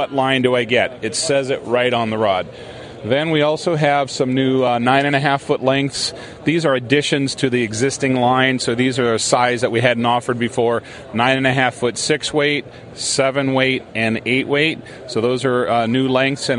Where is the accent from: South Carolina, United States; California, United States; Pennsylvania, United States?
California, United States; San Francisco; also born or lived in Washington State; now in Woodland, Washington, United States; I was born in San Francisco